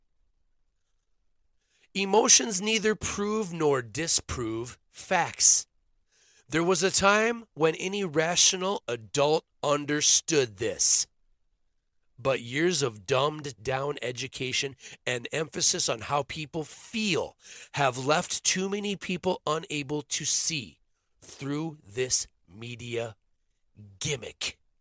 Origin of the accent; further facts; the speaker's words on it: Minnesota, United States; I grew up in Minnesota